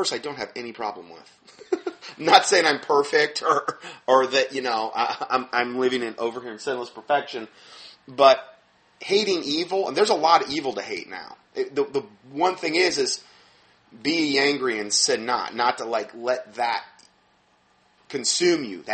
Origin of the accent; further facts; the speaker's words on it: Fort Myers, Florida, United States; moved away; My hometown, where I was from in Fort Myers